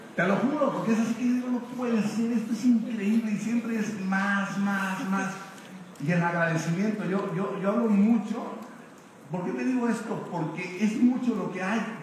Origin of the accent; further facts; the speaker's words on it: Mexico; decimos en México